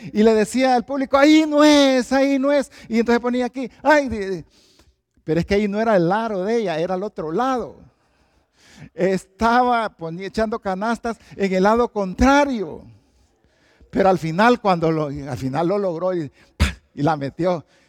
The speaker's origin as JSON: {"language": "Spanish", "town": "Valle de Ángeles", "region": "Francisco Morazán", "country": "Honduras", "moved": "yes", "said": "Yo vengo de Honduras, de Tegucigalpa y específicamente de un lugar que se llama Valle de Ángeles"}